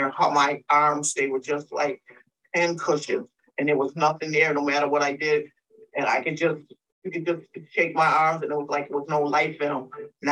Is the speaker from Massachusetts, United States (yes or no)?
yes; Springfield, Massachusetts, United States; I'm from Springfield, Massachusetts.